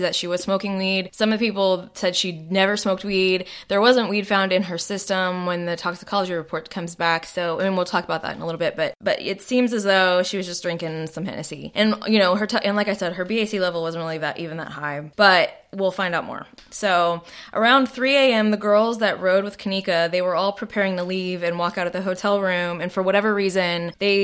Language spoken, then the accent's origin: English; Arlington, Texas, United States; moved away; I grew up in Arlington, Texas